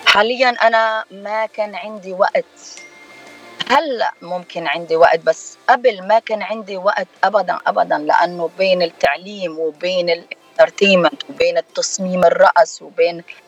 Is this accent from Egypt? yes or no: no; Lebanon; now in United States; أنا من لبنان